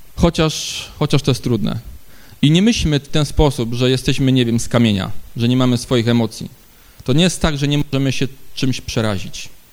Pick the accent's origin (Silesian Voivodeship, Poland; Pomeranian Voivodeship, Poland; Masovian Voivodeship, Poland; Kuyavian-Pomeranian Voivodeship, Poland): Silesian Voivodeship, Poland; Ustroń; u nas w Ustroniu